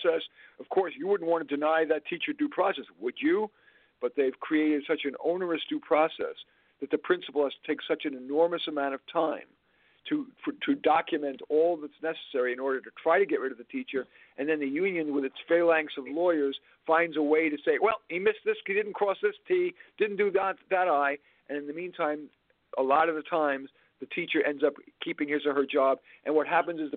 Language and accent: English; New York City, New York, United States; I grew up in Flushing, Queens